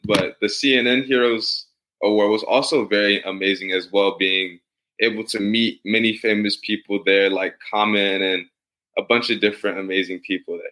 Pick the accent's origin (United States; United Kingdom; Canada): United States; St. Louis, Missouri; now in Atlanta, United States; I'm born and raised in St. Louis, and I currently live in Atlanta, Georgia